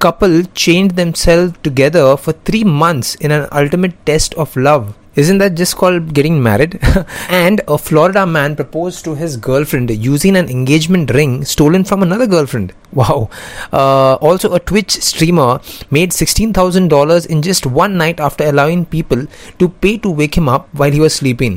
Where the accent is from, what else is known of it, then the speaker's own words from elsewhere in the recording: India; I'm from India